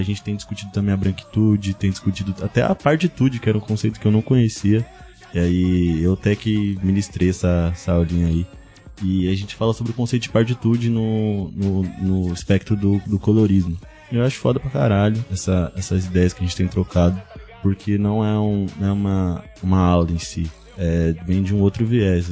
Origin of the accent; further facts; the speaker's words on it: São Vicente, São Paulo, Brazil; sou de São, Vicente